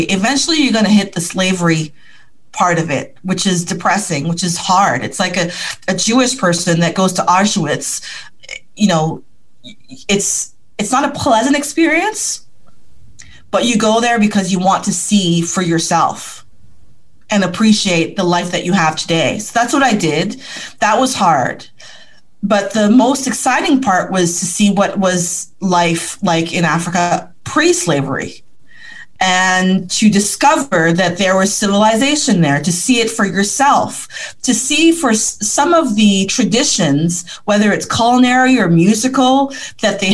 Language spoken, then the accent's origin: English; Ottawa, Ontario, Canada; I was born 4 kilometers from Parliament Hill